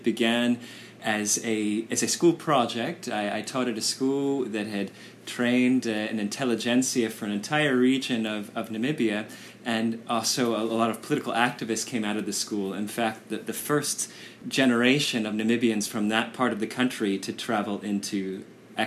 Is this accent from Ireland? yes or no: no; United States; I grew up in the United States